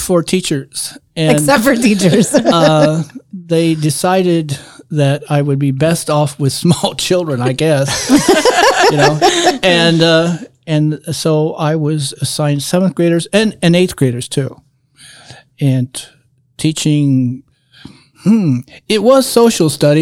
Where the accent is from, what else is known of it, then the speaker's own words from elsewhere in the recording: Angola, Indiana, United States; also born or lived in Muncie, Indiana; now in Marion, United States; I was originally from Angola